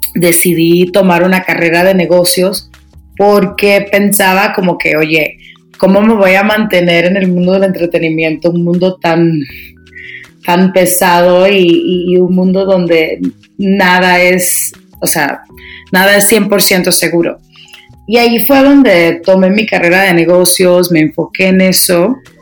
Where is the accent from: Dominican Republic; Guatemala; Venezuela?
Dominican Republic; moved away as an adult; also born or lived in New York City, United States; now in Mexico City, Mexico; me crié en mi país, República Dominicana